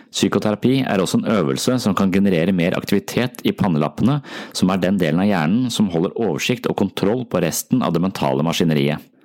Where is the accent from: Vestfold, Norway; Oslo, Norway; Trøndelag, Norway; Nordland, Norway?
Vestfold, Norway; Tønsberg; moved away; tilbake til Tønsberg, som altså er min hjemby